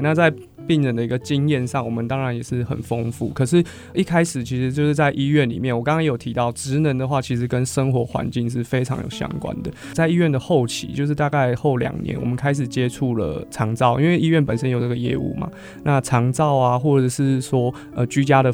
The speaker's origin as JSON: {"language": "Chinese", "region": "Hsinchu", "country": "Taiwan", "said": "我是新竹人，住北，然后外婆家在北浦、峨眉那边，然后所以我们都会经过竹东跟市广交响园"}